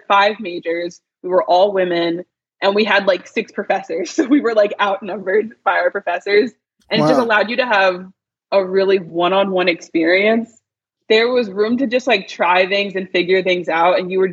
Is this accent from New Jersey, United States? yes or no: yes; New Jersey, United States; now in Washington, D.C., United States; I'm from South Jersey